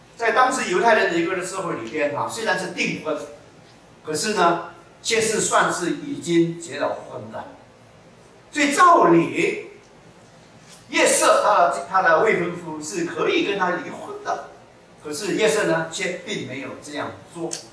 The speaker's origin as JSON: {"language": "Chinese", "region": "Malacca", "country": "Malaysia", "tie": "born or raised there", "said": "我的老家马六甲"}